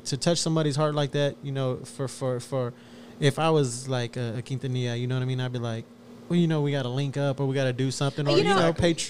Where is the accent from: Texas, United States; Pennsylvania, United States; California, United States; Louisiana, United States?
Texas, United States; Houston; we grew up like in Denver Harbor.